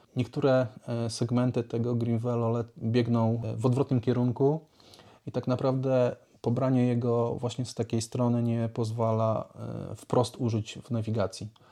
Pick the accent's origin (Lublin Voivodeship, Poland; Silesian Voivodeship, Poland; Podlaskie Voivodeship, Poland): Lublin Voivodeship, Poland; also born or lived in Warsaw, Poland; now in Tricity, Poland; Pochodzę z Lubelszczyzny. Długo mieszkałem w Warszawie, tam pracowałem